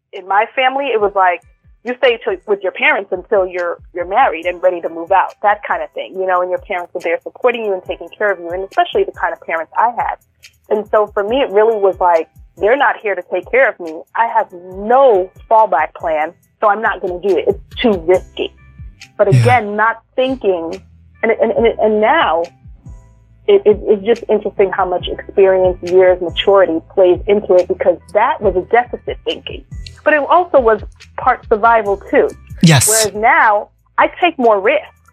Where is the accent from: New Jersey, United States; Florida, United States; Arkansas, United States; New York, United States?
New York, United States; New York City; first language English; moved away as an adult; also born or lived in Brooklyn / Bay Area; I was born in Brooklyn and we I grew up in Queens